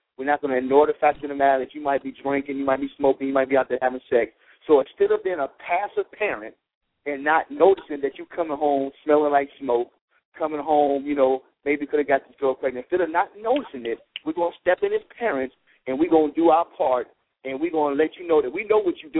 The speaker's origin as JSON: {"language": "English", "region": "North Carolina", "country": "United States", "tie": "born or raised there", "said": "You know, because when I grew up in North Carolina."}